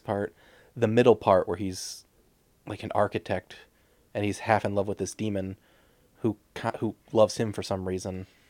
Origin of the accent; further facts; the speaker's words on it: United States; I'm an American